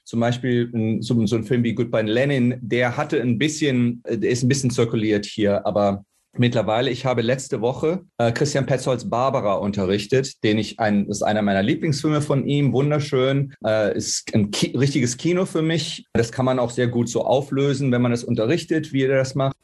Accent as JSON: {"language": "German", "town": "Cologne", "region": "North Rhine-Westphalia", "country": "Germany", "tie": "born or raised there", "moved": "as an adult", "lives_now": "Nebraska, United States", "said": "ich bin in Köln aufgewachsen, äh, Jahrgang 1969 äh, und 1992 in die USA gegangen"}